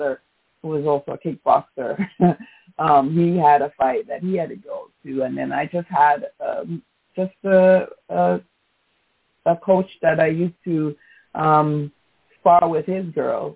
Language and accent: English; New York City, New York, United States; also born or lived in Jamaica; my hometown of New York City